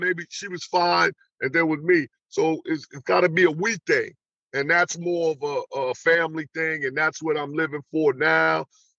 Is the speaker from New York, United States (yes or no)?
yes; New York, United States; moved away as an adult; also born or lived in Atlanta; I grew up in New York, but I went to school in Atlanta, and I stayed in Atlanta.